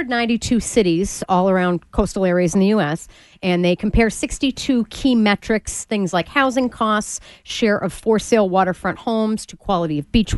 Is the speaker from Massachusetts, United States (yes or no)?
yes; Swampscott, Massachusetts, United States; My hometown of Swampscott